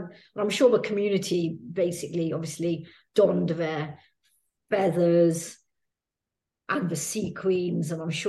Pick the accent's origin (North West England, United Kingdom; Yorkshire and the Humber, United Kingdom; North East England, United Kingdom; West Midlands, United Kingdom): West Midlands, United Kingdom; Coventry; I remember like growing up in Coventry